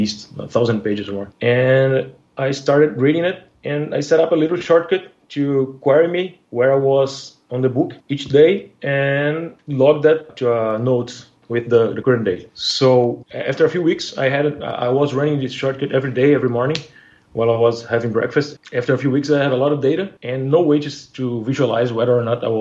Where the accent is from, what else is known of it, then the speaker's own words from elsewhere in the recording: Brazil; now in Rio de Janeiro, Brazil; I'm from Brazil. I've been living in Rio de Janeiro since last October when my company moved me here